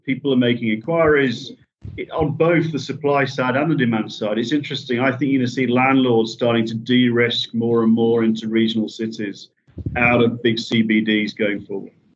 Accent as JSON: {"language": "English", "region": "Yorkshire and the Humber", "country": "United Kingdom", "said": "I'm a Yorkshireman"}